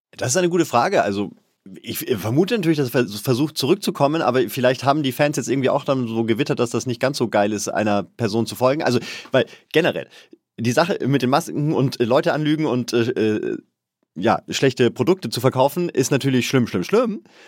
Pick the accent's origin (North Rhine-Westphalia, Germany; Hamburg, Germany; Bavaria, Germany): Bavaria, Germany; als Bayer